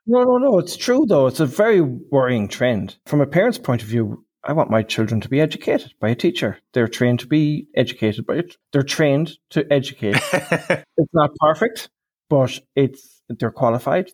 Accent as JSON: {"language": "English", "country": "Ireland", "said": "I'm Irish."}